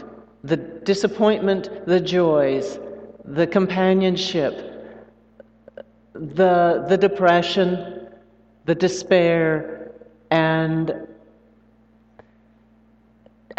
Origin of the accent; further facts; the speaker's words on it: the Northwest, Pacific Northwest, United States; also born or lived in Brazil; I'm from the Northwest